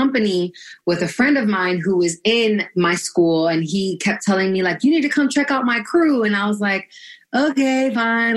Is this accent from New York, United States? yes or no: yes; New York City, New York, United States; I'm from Brooklyn, New York, originally. Born and raised, BK.